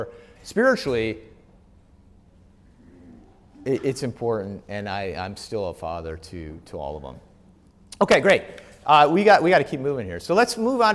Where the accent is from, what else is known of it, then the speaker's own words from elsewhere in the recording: Wisconsin, United States; now in Wheaton, United States; I'm from Wisconsin